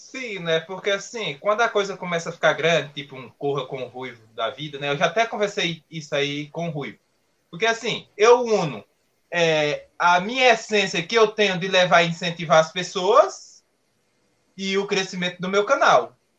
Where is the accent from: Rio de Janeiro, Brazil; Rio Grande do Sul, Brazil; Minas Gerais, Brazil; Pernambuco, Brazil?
Pernambuco, Brazil; now in São Paulo, Brazil; não teria saído lá da minha cidade, lá em Pernambuco, é, e teria vindo aqui para São Paulo